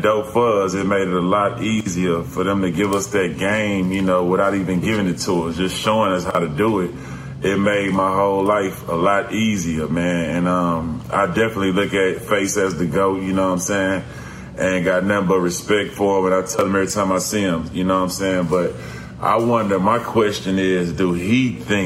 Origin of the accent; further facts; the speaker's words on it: Houston, Texas, United States; I'm coming from Houston, though, man, the bottom of the South in Texas